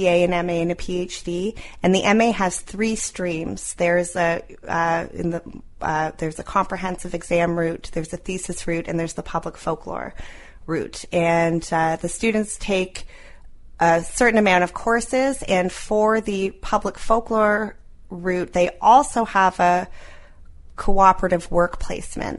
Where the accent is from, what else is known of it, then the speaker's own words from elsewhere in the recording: Toronto, Ontario, Canada; moved away as an adult; also born or lived in New York; now in St. John's, Canada; I grew up in Toronto. I went to New York, and I had gone from New York to St. John's